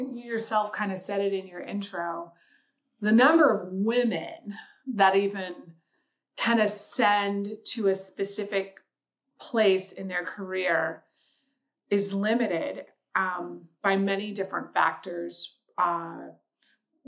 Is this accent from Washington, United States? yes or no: yes; Seattle, Washington, United States; moved away as an adult; also born or lived in Chicago; I grew up in Seattle, Washington.